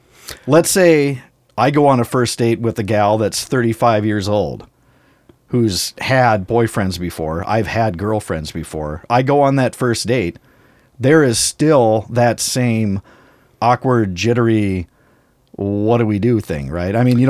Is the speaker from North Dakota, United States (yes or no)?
yes; North Dakota, United States; You're right. I did.